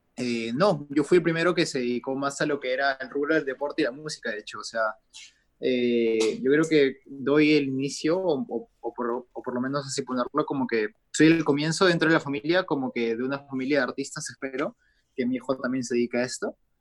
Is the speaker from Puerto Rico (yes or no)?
no; Peru; acá en mi país